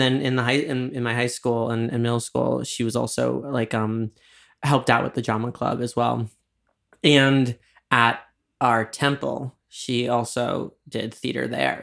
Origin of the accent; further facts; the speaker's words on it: New York, United States; I'm from New York